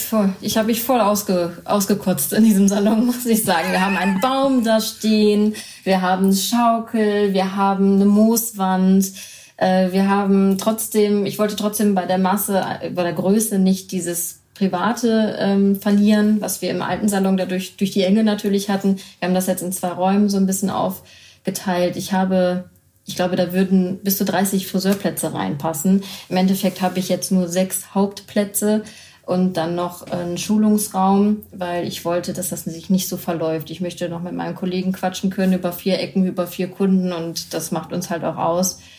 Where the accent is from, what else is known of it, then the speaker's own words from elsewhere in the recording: Düsseldorf, North Rhine-Westphalia, Germany; meine ganze Familie ist Düsseldorfer und äh, wir kennen das Brauchtum und ich bin im Brauchtum aufgewachsen